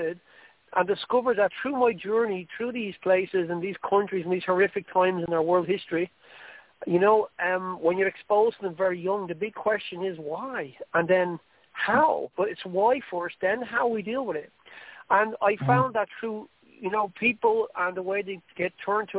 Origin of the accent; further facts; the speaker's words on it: Ireland; accent: Irish; I'm not going to excuse my Irish accent. I love being Irish